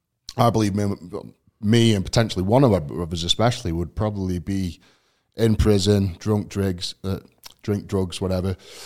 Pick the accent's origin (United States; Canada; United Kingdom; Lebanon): United Kingdom; England; So I guess, I mean, growing up in England itself is quite a task.